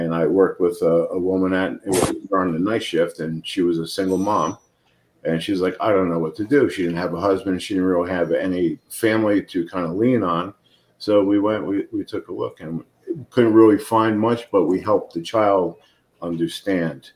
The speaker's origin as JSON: {"language": "English", "region": "New Jersey", "country": "United States", "moved": "yes", "lives_now": "Phoenix, United States", "said": "I'm from Jersey, but a summer house in Middleville, New Jersey."}